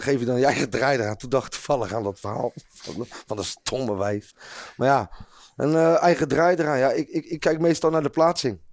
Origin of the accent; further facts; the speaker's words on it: Rotterdam, South Holland, Netherlands; ik voel me ook echt een Rotterdammer